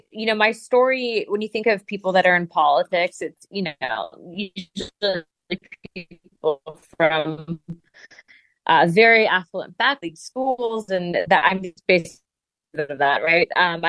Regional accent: United States; I'm a conservative first and foremost, and I'm an American.

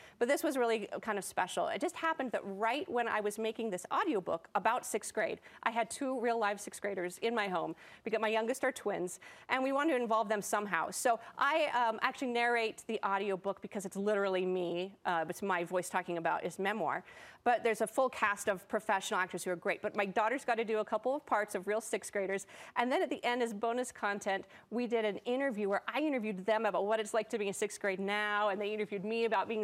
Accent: Salt Lake City, Utah, United States; me growing up in Salt Lake City, Utah, at Wasatch Elementary

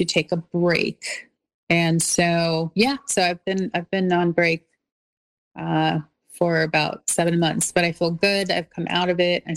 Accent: Los Angeles, California, United States; also born or lived in North Hollywood; I'm from the South Bay of Los Angeles, so I'm very, you know, happy there because I was born and raised there

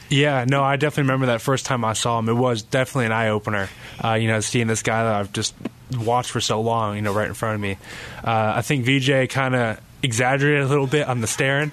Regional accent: Carlsbad, California, United States; moved away; I'm very blessed to, uh, to be from Carlsbad.

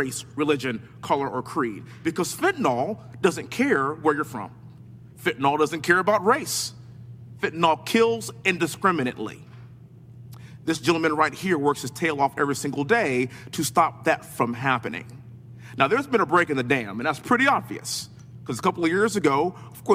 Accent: Texas, United States; born and raised in Texas, living in Houston

